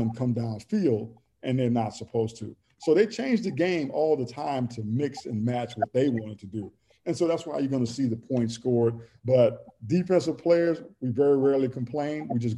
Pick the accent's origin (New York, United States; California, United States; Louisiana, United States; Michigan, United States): Louisiana, United States; New Orleans; moved away; also born or lived in Tampa / Houston / Nashville; I'm from New Orleans, Louisiana